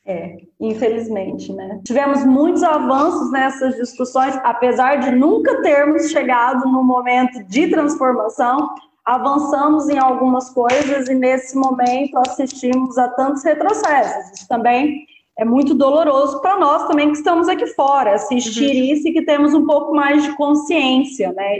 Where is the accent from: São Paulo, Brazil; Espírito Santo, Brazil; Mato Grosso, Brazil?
Mato Grosso, Brazil; moved away as an adult; also born or lived in Portugal; now in Lisbon, Portugal; lá na minha terra, no Mato Grosso